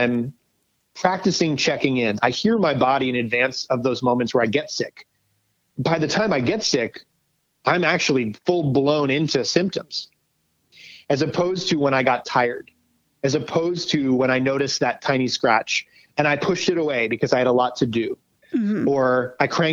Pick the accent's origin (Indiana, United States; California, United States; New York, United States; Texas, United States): New York, United States; now in Los Angeles, United States; I live in LA now. I'm a New Yorker, but I live